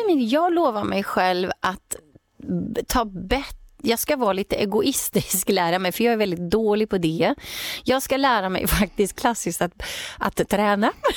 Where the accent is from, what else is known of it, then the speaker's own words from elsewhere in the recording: Åtvidaberg, Östergötland, Sweden; där jag också bodde då i Åtvidaberg där jag växte upp som ligger i Östergötland